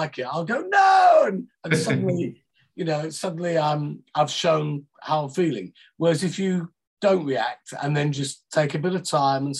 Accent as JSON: {"language": "English", "town": "Liverpool", "region": "North West England", "country": "United Kingdom", "tie": "born or raised there", "moved": "yes", "lives_now": "near London, United Kingdom", "said": "I was born in Liverpool. I now live near London"}